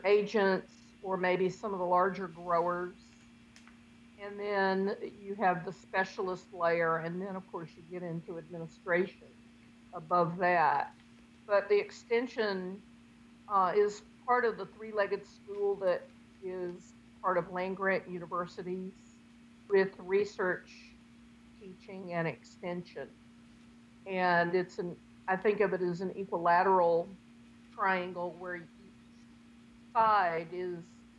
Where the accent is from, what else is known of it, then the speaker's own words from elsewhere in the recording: Pender County, North Carolina, United States; I'm a North Carolina native from Pender County